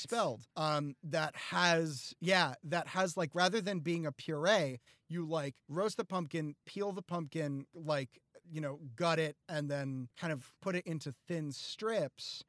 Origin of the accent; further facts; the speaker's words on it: the North, United States; I growing up in the North